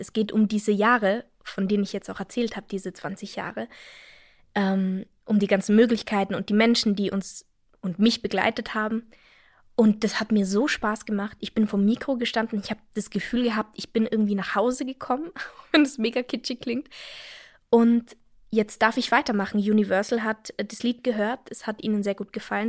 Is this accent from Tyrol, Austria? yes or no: yes; Innsbruck, Tyrol, Austria; now in Germany; Innsbruck, meine Heimatstadt, ist nicht besonders groß